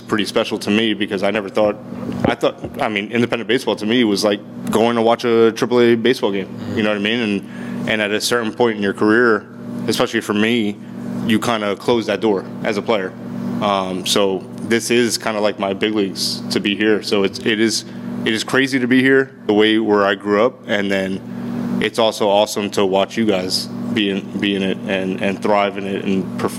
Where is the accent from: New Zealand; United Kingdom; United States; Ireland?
United States; Northeast; moved away; I grew up in the Northeast